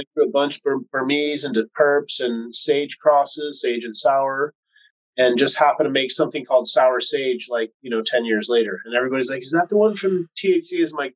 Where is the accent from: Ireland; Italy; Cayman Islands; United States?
United States; West Coast; I'm from the West Coast